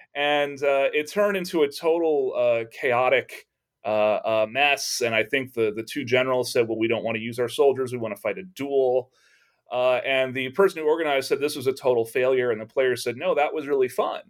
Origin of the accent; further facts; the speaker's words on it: Texas, United States; growing up in Texas